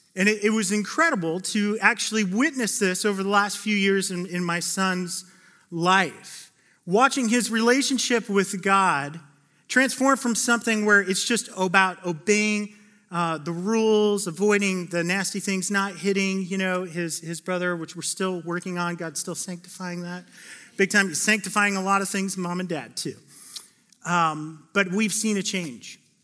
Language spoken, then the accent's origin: English; Phoenix, Arizona, United States; now in Oregon, United States; I grew up in Phoenix, Arizona, the Valley of the Sun